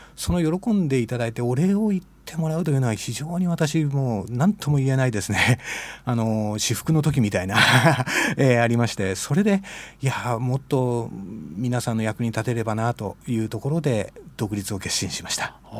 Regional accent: Matsumoto, Nagano, Japan; moved away as an adult; now in Nishitokyo, Japan; 私は長野の松本市です実家は松本城のすぐ裏です

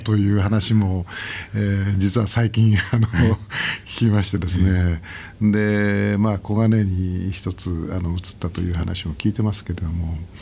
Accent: Nishitokyo, Tokyo, Japan; 僕はあの西東京市の外れで生まれ育って

